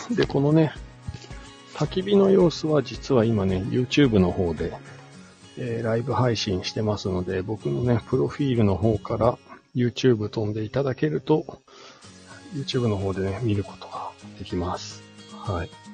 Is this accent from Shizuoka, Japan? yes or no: yes; Shizuoka, Japan; moved away as an adult; now in Hakuba, Japan; もともとは静岡県出身なんですけれども、スノーボードがね、きっかけで、こちらの方に引っ越して今15年くらいかな